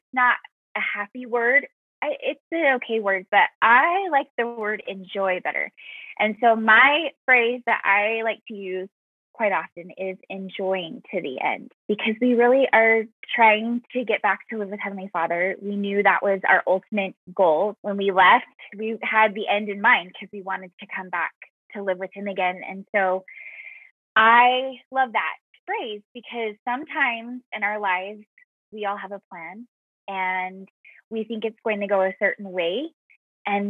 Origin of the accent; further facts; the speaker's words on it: Sandy, Utah, United States; also born or lived in Texas; now in Colorado Springs, United States; I currently live in Colorado, Colorado Springs, and I grew up in Utah